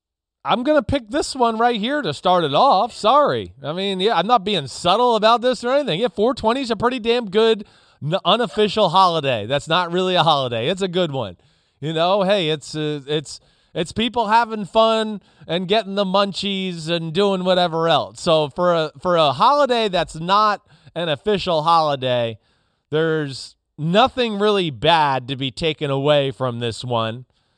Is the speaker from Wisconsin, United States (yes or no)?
no; New Jersey, United States; You know, up here where I grew up in New Jersey, like they played that loud siren at like 6 o'clock in the morning.